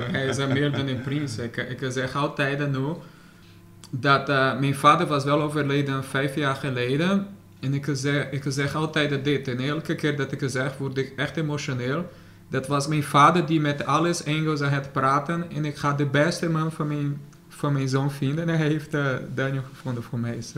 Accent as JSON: {"language": "Dutch", "country": "Brazil", "tie": "born or raised there", "second_language": "Dutch", "moved": "as an adult", "lives_now": "Netherlands", "said": "Ja, ik was in Brazilië geboren. Ik ben, ik ben Nederlandse sinds, eh, Nederlander sinds 2015."}